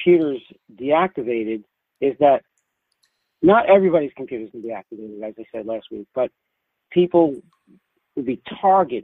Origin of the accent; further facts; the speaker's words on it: New York City, New York, United States; accent: Bronx; my Bronx accent